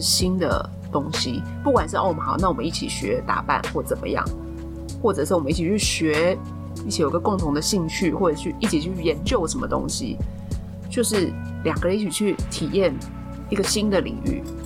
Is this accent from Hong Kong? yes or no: no; Taiwan; 我是台湾土生土长的代表A小姐